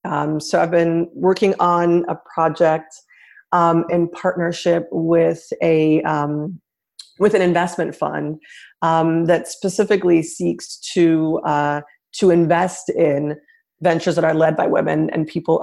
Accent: Nigeria; also born or lived in Senegal; I grew up in West Africa. I grew up in Nigeria and in Senegal. I'm half Nigerian and half American.

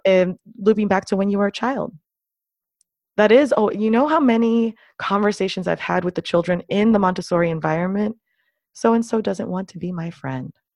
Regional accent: Miami, Florida, United States; I grew up mostly, almost entirely in the United States, and I've spent most of my life in the city of Miami, Florida

